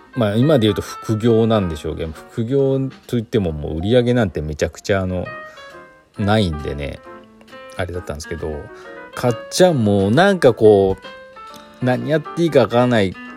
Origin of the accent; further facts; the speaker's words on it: Chita Peninsula, Aichi, Japan; now in Gifu, Japan; 私愛知県出身なんでね愛知県知多半島出身なんで